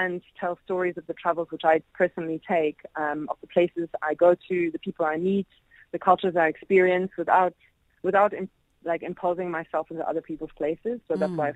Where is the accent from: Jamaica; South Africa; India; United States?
South Africa; also born or lived in Europe; being a European as well as South African